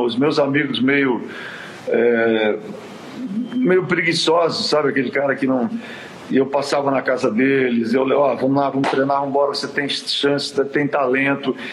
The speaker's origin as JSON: {"language": "Portuguese", "region": "São Paulo", "country": "Brazil", "tie": "born or raised there", "also_born_or_lived": "Quintana, São Paulo, Brazil", "said": "na realidade eu nasci em Quintana e vim para São Paulo"}